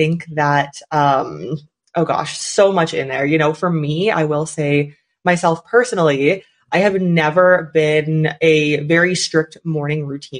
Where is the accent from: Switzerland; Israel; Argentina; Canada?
Canada; also born or lived in China; I am from Canada, but then every summer I lived in China and I would go back to Canada